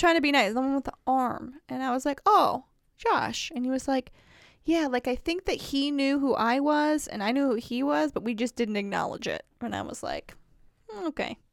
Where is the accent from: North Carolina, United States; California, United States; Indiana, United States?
Indiana, United States; accent: Wisconsin; also born or lived in Wisconsin; I say, "Indiana."